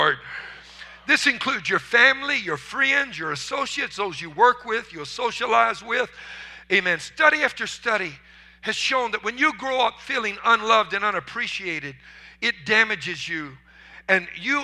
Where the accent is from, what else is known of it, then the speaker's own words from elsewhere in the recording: Louisiana, United States; I was raised in marshes in Louisiana where they used hand-carved wooden decoys